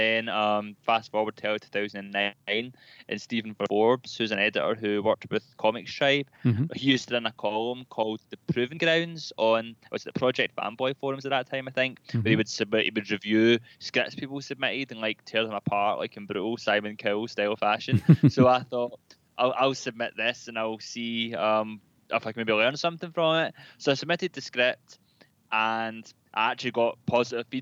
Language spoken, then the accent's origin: English; Glasgow, Scotland, United Kingdom; Glasgow, which is closer to home for me, since I'm a Glaswegian.